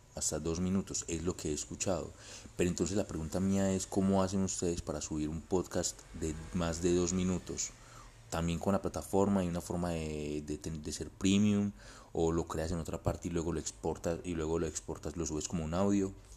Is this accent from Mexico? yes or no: no; Colombia; yo soy de aquí de Colombia